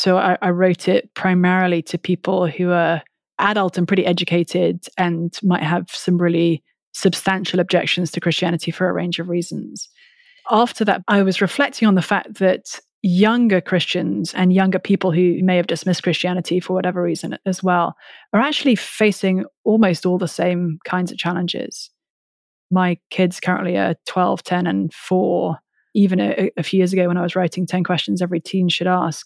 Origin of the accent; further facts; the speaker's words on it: London, United Kingdom; I come from the UK. I was born and raised in England, lived most of my childhood and adolescence and teenage years in London